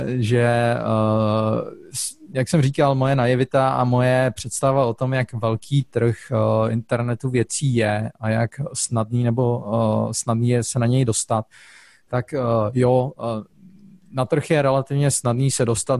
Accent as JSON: {"language": "Czech", "country": "Czechia", "moved": "yes", "lives_now": "Zurich, Switzerland", "said": "jako Čech"}